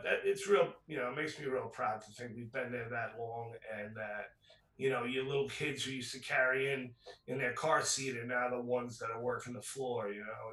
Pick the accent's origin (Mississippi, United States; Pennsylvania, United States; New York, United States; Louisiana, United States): New York, United States; New York City; I grew up in Rockaway Beach